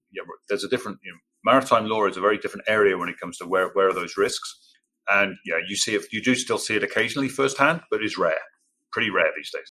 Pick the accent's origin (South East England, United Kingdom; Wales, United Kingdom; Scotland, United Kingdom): Wales, United Kingdom; Cardiff; accent: English; moved away as an adult; also born or lived in Birmingham / Singapore / Dubai / Rotterdam; now in Norfolk, United States; I grew up in South Wales in a city called Cardiff